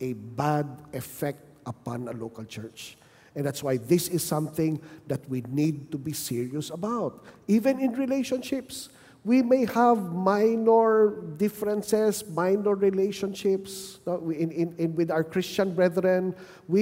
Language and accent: English; Manila, Metro Manila, Philippines; moved away as an adult; now in Bacolod City, Philippines; I was from Manila